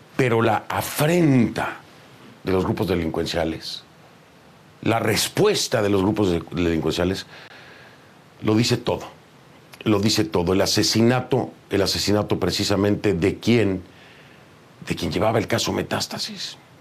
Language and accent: Spanish; Mexico; como mexicano